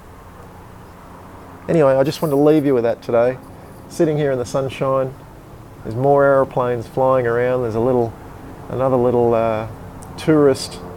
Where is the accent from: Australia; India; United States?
Australia; Canberra, Australian Capital Territory; I grew up in Canberra, which is the capital of Australia.